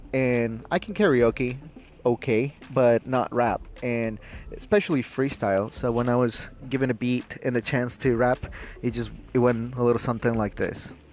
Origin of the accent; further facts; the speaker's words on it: Quito, Pichincha, Ecuador; now in United States; I was born in Quito, which is the capital